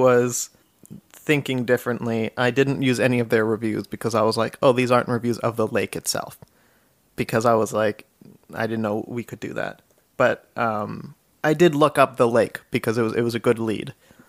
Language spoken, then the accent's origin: English; Cincinnati, Ohio, United States; I'm from Cincinnati.